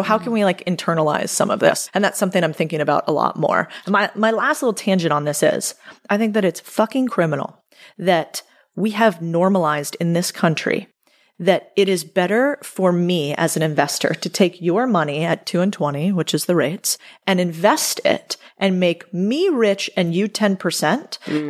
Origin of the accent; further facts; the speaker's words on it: United States; I'm American